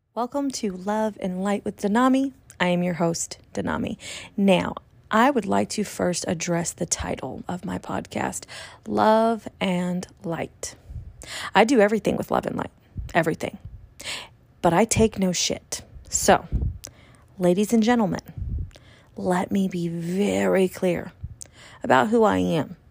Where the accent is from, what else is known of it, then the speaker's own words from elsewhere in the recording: California, United States; moved away; also born or lived in Texas; I was raised in California for many years. almost twenty years, actually. I was living in California since a very, very young age